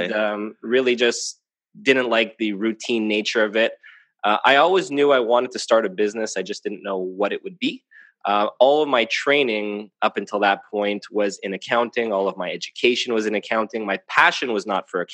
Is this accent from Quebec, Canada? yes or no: yes; Montreal, Quebec, Canada; So I'm a CPA here, born and raised in Montreal, Canada.